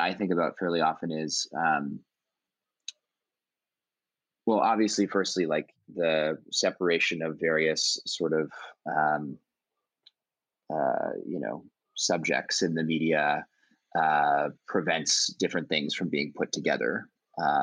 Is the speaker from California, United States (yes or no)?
yes; Oakland, California, United States; I grew up in Oakland, California